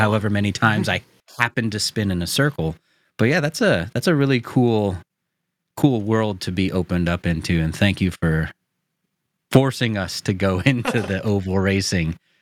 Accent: United States; I'm an American

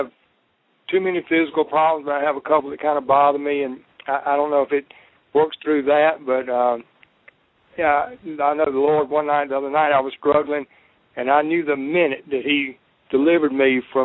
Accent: South Carolina, United States; South Carolina

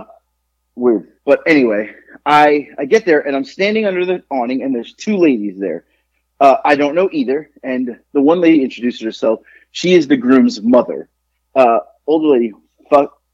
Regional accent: Boca Raton, Florida, United States; moved away; I grew up in Boca

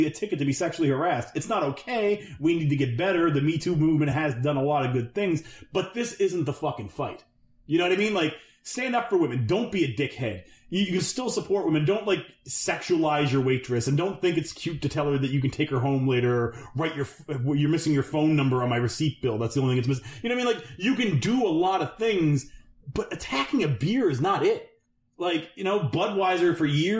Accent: Canada; we're Canadian

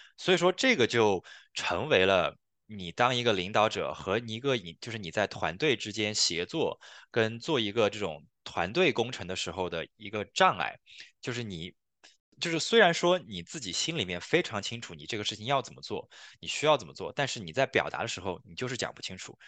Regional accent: China; now in Canada

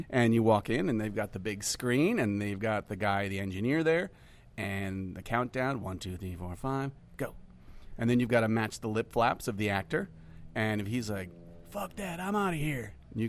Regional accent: Connecticut, United States; also born or lived in Hartford, Connecticut / Newington, Connecticut / Lancaster, Pennsylvania / Cos Cob, Connecticut; So I'm a Connecticut dude.

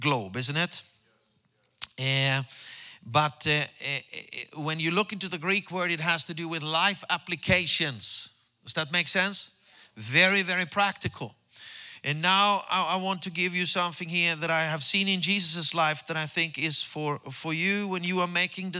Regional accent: Stockholm, Stockholm County, Sweden; English is a second language; church back home in Stockholm with my own disciples

